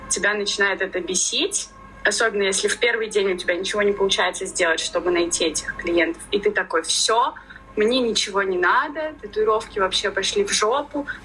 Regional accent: Ufa, Bashkortostan, Russia; moved away; я из Уфы

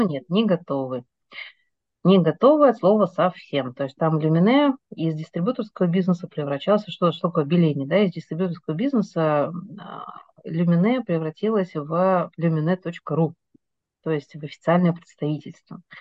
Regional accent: Novocheboksarsk, Chuvash Republic, Russia; moved away as an adult; now in Moscow, Russia; Я из э, города, который все путают, как он пишется, из Новочебоксарска, Чувашской республики

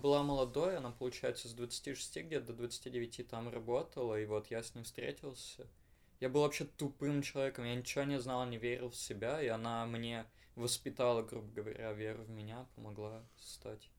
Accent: Perm, Perm Krai, Russia; я уеду из Перми

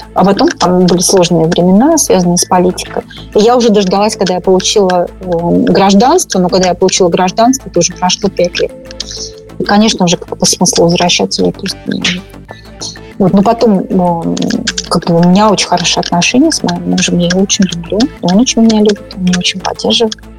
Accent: Moscow, Russia; moved away as an adult; now in Northern California, United States; Я абсолютно московская девочка.

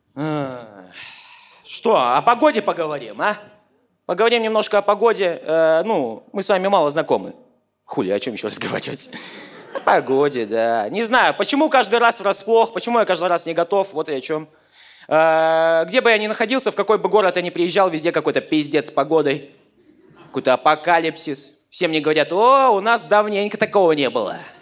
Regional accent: Yakutia, Sakha Republic, Russia; я из Якутии

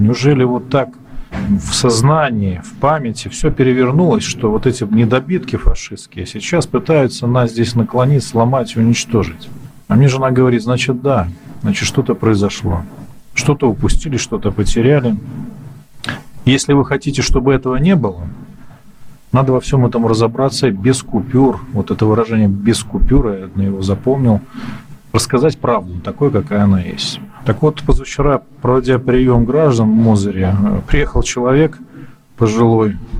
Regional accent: native village near Mozyr, Gomel Region, Belarus; moved away; здесь в родной деревне

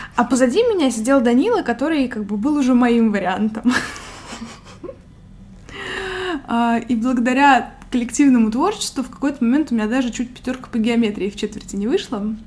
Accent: Moscow Oblast, Russia; мне было, наверное, лет 5-6, когда мы с родителями переехали из Тульской области, где я родилась, в Подмосковье

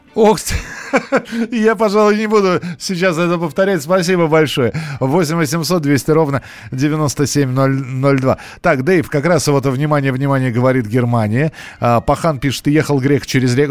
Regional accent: Moscow, Russia; У нас в Москве

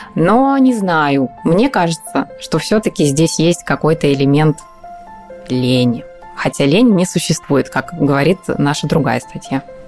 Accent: Voronezh, Voronezh Oblast, Russia; moved away; я там сама из Воронежа

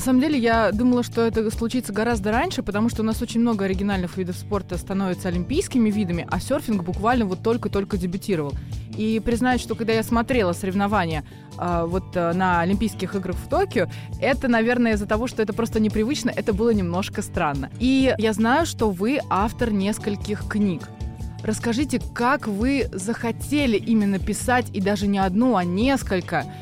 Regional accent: Russia; на территории нашей страны

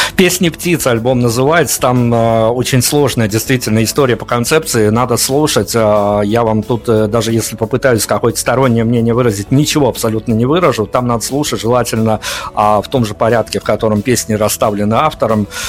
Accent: Belarus; я как человек из Беларуси

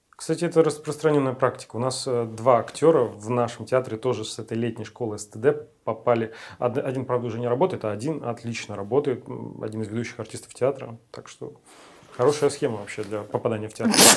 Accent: Urals, Russia; moved away; also born or lived in Siberia; я с Сибири, но выросли, вырос я тоже на Урале

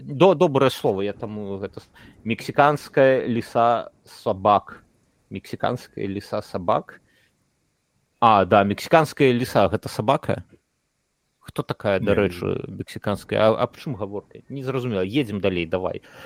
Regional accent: Belarus; moved away; also born or lived in Warsaw; мы беларусы

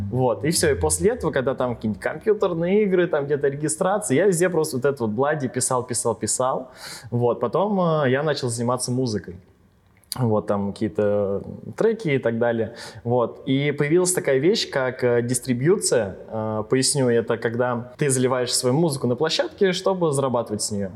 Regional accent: Ryazan Oblast, Russia; now in Ryazan, Russia; я родился изначально не в Рязани, не в городе, а с области

